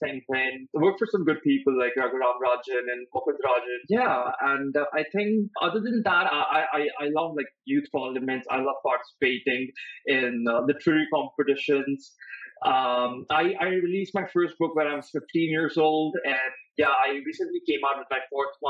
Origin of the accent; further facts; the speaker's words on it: Patna, Bihar, India; moved away as an adult; also born or lived in Sonipat; I was born in Patna and I did my schooling in Patna